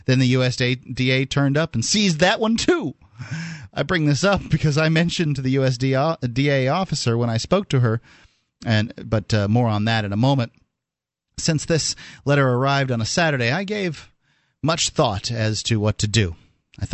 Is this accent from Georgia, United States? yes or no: no; Florida, United States; I don't know anything about citrus greening, but I am from Florida, and we know a little bit about citrus canker.